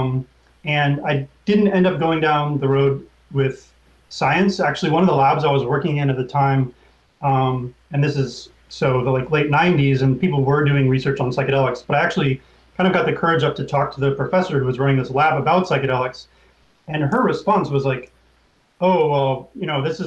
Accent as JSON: {"language": "English", "town": "Oakland", "region": "California", "country": "United States", "tie": "born or raised there", "said": "I grew up in Oakland, where cannabis was very accessible."}